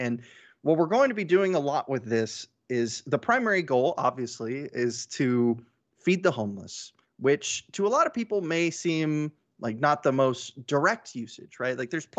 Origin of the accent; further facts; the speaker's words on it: Houston, Texas, United States; I am from Houston, Texas.